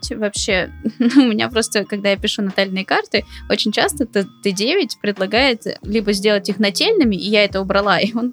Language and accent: Russian; Saint Petersburg, Russia; born there; допустим, я родилась в Петербурге, а кто-то родился во Владивостоке.